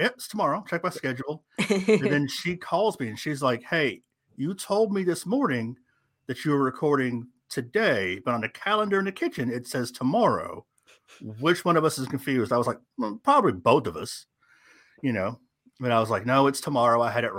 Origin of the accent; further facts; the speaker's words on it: California, United States; born there; now in Tennessee, United States; I am originally from California.